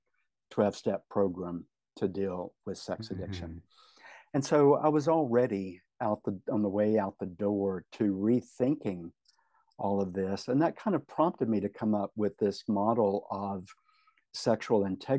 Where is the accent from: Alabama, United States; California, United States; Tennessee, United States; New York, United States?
Tennessee, United States; moved away as an adult; Tennessee is my home state. Mm. It's where I lived until 4 years ago